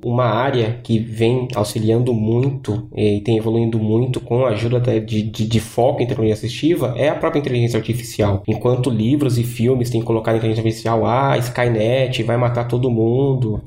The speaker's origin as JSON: {"language": "Portuguese", "region": "São Paulo", "country": "Brazil", "moved": "as an adult", "lives_now": "Florianópolis, Brazil", "said": "agora eu sou de São Paulo, mas estou morando em, em, Floripa"}